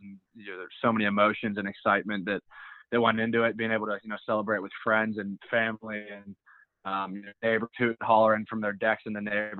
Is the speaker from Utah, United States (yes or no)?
no; Pittsburgh, Pennsylvania, United States; also born or lived in Atlanta; I was born in Atlanta, Georgia. I was 1 year old. We moved to Ohio. My brother was born there. And then I've been in Pittsburgh, PA since I've been 3 years old. So I like to say I'm kind of born and raised here